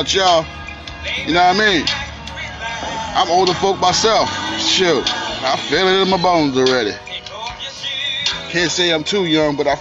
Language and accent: English; New York City, New York, United States; My hometown, I mean, my borough, Queens